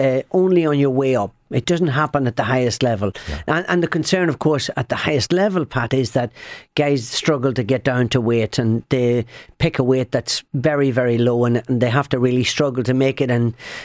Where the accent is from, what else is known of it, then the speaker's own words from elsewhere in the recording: Ireland; And I'm an Irishman, very proud of my Irish heritage.